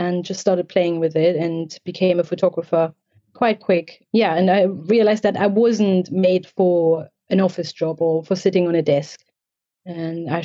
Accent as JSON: {"language": "English", "region": "East Germany", "country": "Germany", "tie": "born or raised there", "said": "I grew up in East Germany, so a country that doesn't exist anymore, so communist Germany."}